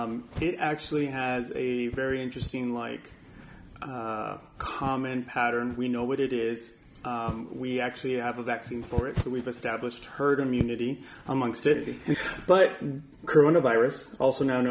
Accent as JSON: {"language": "English", "town": "El Paso", "region": "Texas", "country": "United States", "moved": "yes", "said": "I'm from El Paso, Texas"}